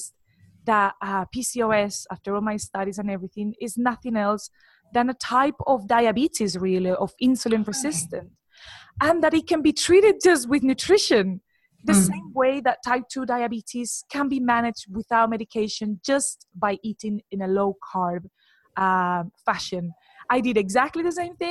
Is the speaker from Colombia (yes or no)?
yes; Colombia; moved away as an adult; now in United Kingdom; I'm actually from Colombia, but I've been living in the UK for the past 11 years.